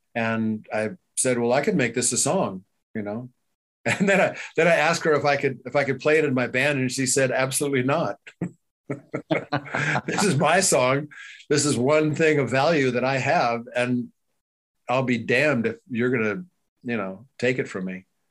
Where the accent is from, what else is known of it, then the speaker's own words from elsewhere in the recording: Baltimore, Maryland, United States; also born or lived in Frazier Park, California / San Francisco Bay Area, California / Bakersfield, California; now in Austin, United States; I grew up in Baltimore